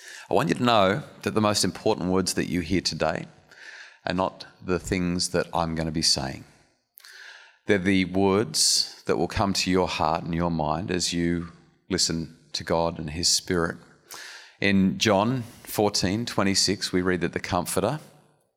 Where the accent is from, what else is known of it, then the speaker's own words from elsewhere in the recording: Wollongong, New South Wales, Australia; we're from Wollongong